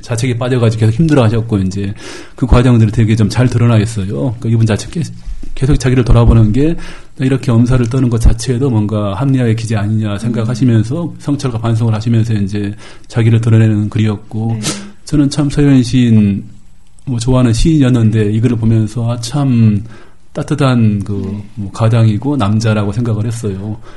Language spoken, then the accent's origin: Korean; Gwangju, South Korea; 제가 또 광주 출신이니까